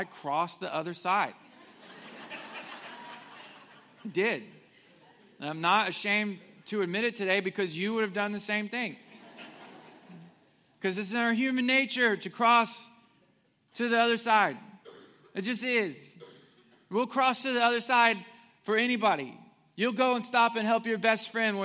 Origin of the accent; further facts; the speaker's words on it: Willard, Missouri, United States; I grew up in Missouri, southwest Missouri. I went to elementary and middle and high school in a place called Willard, Missouri